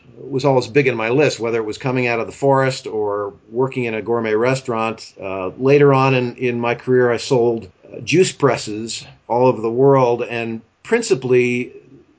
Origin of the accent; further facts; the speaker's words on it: Pennsylvania, United States; also born or lived in Four Corners region, Colorado; now in Colorado, United States; I grew up in Pennsylvania on the good end of the state, not your end of the state